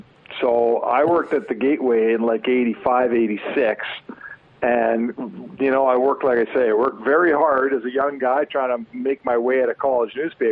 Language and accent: English; Edmonton, Alberta, Canada; I grew up in Edmonton